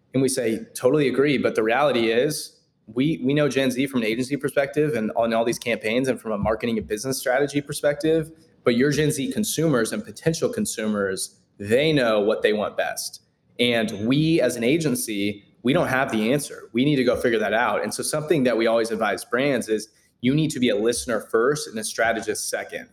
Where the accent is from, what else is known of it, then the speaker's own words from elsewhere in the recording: Kansas City, Kansas, United States; born and raised in Kansas City, still located here, uh, more the suburbs, kind of 30 minutes out, Leawood, Overland Park area.